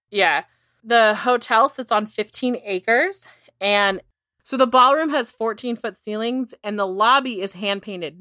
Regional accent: inland Northern California, United States; I come from, like, inland Northern California

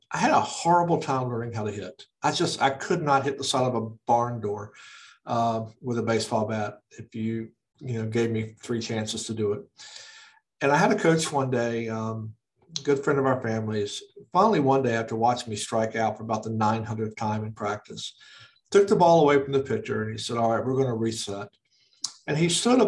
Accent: Fredericksburg, Virginia, United States; also born or lived in South Carolina / Chicago; here in my hometown in Fredericksburg, where I live now

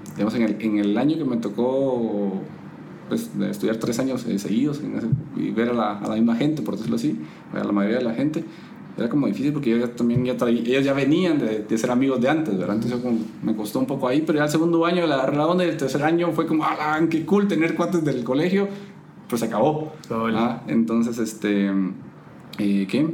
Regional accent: Puerto Barrios, Izabal, Guatemala; yo nací en, en Izabal, en Puerto Barrios, en Izabal

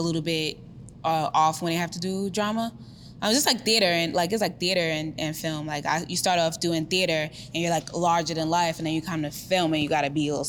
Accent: New York City, New York, United States; I come from East New York

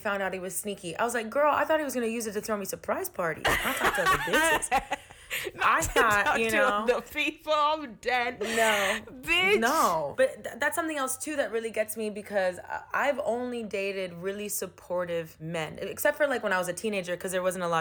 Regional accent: Miami, Florida, United States; moved away as an adult; now in New York, United States; Miami is my hometown.

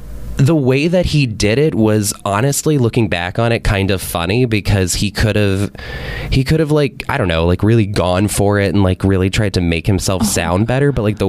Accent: Louisiana, United States; And I mean, I was like a young kid growing up in Louisiana, so like I had no idea like of like the vast like perspective that was going to end up happening

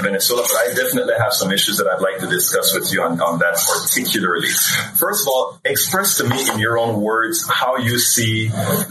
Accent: Panama; moved away; I'm originally from Central America as well, Panama

